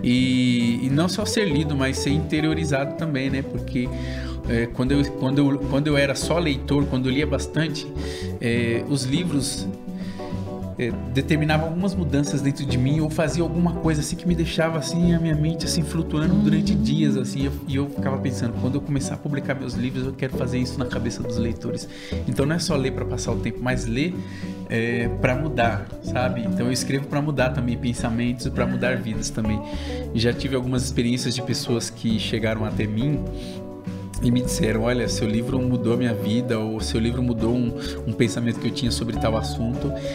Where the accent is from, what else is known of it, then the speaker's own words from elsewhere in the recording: São Paulo, Brazil; now in Suzano, Brazil; Eu nasci e fui criado na cidade líder, em Itaquera, zona leste de São Paulo